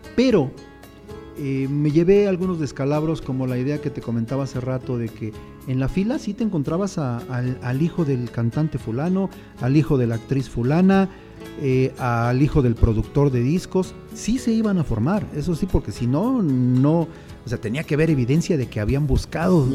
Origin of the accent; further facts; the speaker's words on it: a town called Cambay, State of Mexico, Mexico; yo vengo de un pueblo que se llama Cambay, aquí en el Estado de México